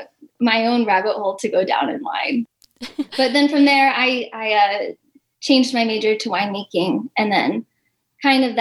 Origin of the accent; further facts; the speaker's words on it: Placerville, California, United States; also born or lived in Huntington Beach, California; My parents moved our family in the year 2000 up to Placerville, which is in Northern California